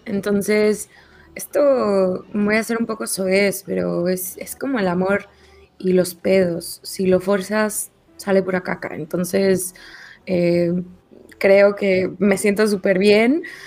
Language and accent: Spanish; Mexico City, Mexico; now in Madrid, Spain; chilanga de origen y vivo en Madrid